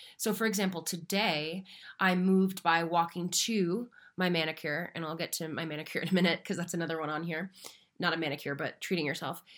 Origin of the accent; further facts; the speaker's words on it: Marshfield, Massachusetts, United States; now in Denver, United States; I am located in Denver, Colorado, though I am from Little Beach Town, just south of Boston, called Marshfield, Massachusetts